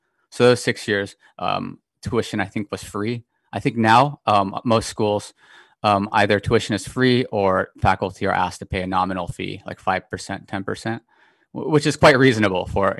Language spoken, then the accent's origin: English; Tokyo, Japan; I was born in Tokyo, Japan, back in 1986. My dad was an American, mom Japanese, so what you call half.